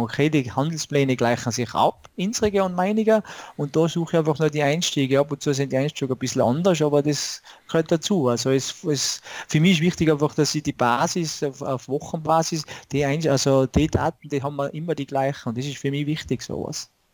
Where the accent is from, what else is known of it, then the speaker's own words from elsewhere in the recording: Tyrol, Austria; komme aus Tirol, also aus Österreich